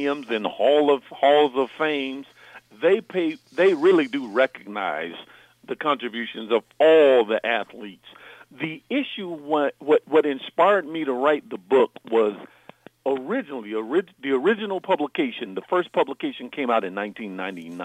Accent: South Carolina, United States; I grew up in South Carolina, as you mentioned, and in South Carolina, when I was growing up in the 70s

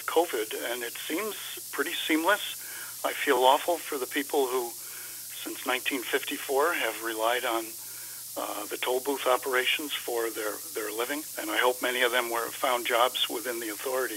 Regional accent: Albany, New York, United States; moved away as an adult; now in Rochester, United States; I'm originally from Albany, lived my first 40 years in Albany, and then took a job in Rochester

